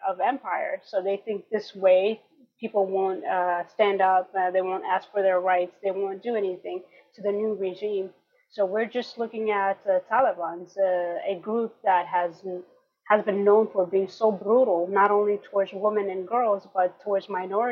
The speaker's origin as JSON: {"language": "English", "town": "Los Angeles", "region": "California", "country": "United States", "tie": "born or raised there", "also_born_or_lived": "Afghanistan", "said": "I grew up in Shriners Hospital"}